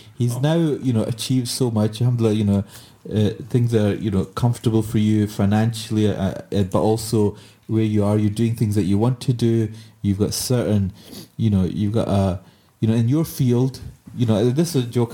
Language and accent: English; Glasgow, Scotland, United Kingdom; I said, Glasgow